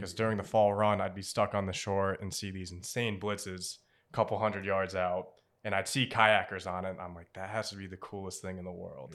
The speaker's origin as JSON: {"language": "English", "town": "Portsmouth", "region": "Rhode Island", "country": "United States", "tie": "born or raised there", "said": "Native Rhode Islander, born and raised, um, I grew up in Portsmouth, Rhode Island"}